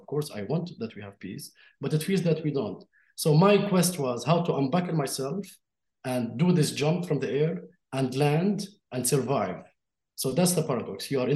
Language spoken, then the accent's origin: English; Jerusalem, Palestine; born there; I was born in Jerusalem under Israeli occupation, and there's nothing I can do about that, about this fact.